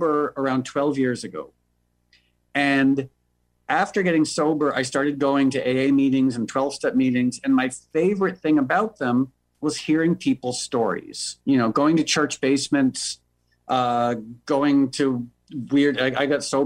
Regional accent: New York, United States; moved away as an adult; now in Los Angeles, United States; I was born and raised in New York, but I moved to L.A. about 12 years ago

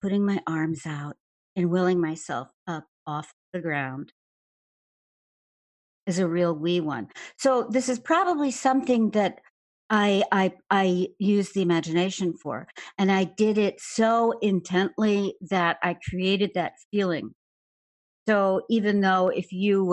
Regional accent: Chicago, Illinois, United States; Grew up in the south side of Chicago, in Hyde Park near the University of Chicago

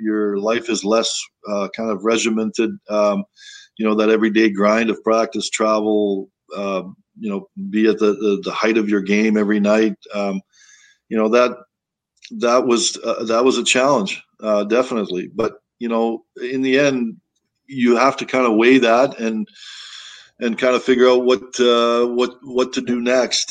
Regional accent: Toronto, Ontario, Canada; moved away; that's where I kind of grew up. You know, I, I came from Toronto

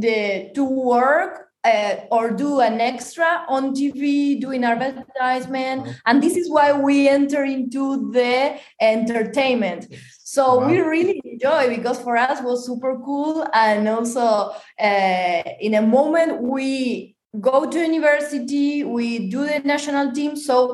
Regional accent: Buenos Aires, Argentina; English is a second language; moved away as an adult; now in Italy; I grew up in Buenos Aires, Argentina

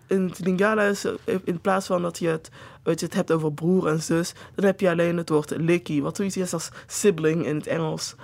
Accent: Netherlands; ik dus in Nederland ben geboren en opgegroeid

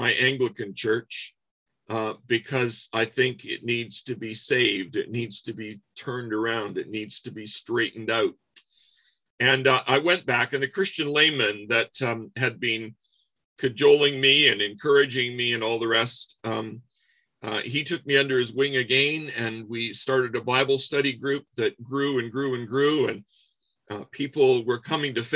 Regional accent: Windsor, Ontario, Canada; I grew up in Windsor, Ontario, Canada.

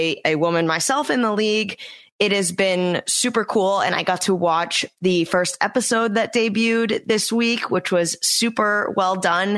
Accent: New England, United States; I'm from the New England area

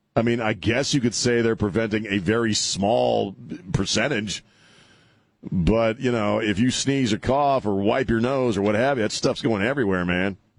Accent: United States; as an American

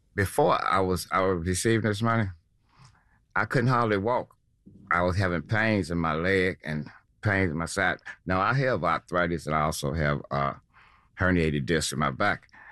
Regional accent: Chicago, Illinois, United States; I grew up in Logan Square before it was the Logan Square that it is now

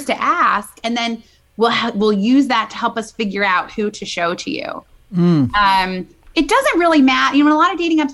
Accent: Midwest, United States; now in New York City, United States; I'm from the Midwest, but I've been in New York City a long time.

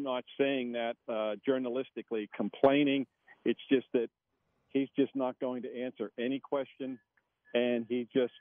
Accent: McKeesport, Pennsylvania, United States; also born or lived in Pittsburgh; my hometown paper, which is McKeesport Daily News

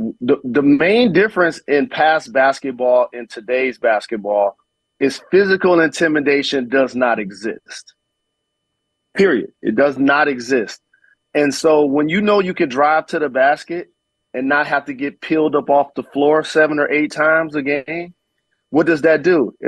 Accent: Detroit, Michigan, United States; Fortunate enough, I grew up in Detroit, that was one, and played in Indiana, that's two.

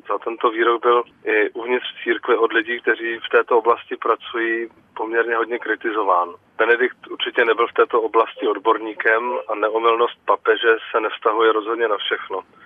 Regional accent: Czechia; tady u nás v Čechách

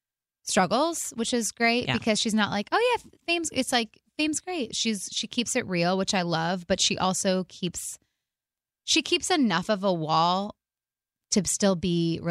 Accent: Michigan, United States; moved away; we're from Michigan.

